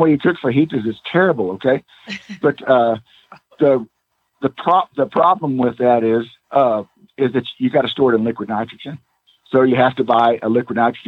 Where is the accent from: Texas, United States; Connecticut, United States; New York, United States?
Texas, United States; I'm from Texas